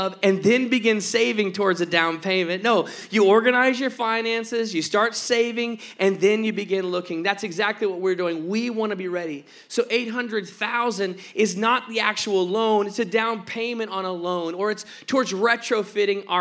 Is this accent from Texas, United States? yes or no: yes; Texas, United States; moved away; I'm from Texas